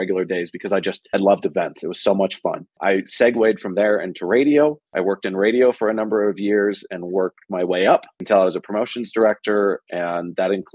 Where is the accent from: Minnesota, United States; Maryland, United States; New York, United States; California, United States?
California, United States; Bay Area, Silicon Valley; I grew up in the Bay Area in Silicon Valley